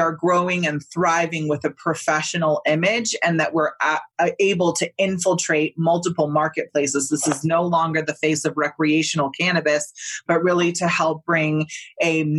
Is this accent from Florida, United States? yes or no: no; Northern California, United States; I grew up in Northern California